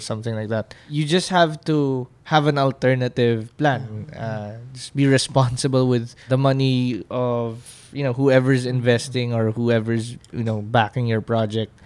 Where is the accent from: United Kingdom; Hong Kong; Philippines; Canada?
Philippines; as a Filipino